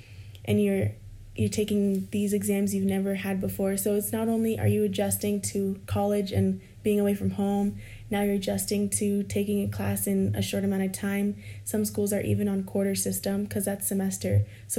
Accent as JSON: {"language": "English", "region": "California", "country": "United States", "also_born_or_lived": "Iowa", "said": "although I was going from California to Iowa, we had friends who are an hour and a half away from Iowa City who would come see me."}